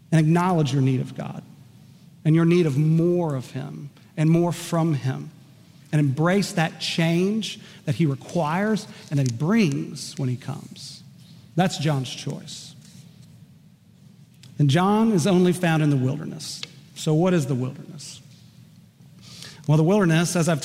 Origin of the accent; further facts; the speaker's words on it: Enid, Oklahoma, United States; one of my dear close friends from middle school and high school growing up in Enid, Oklahoma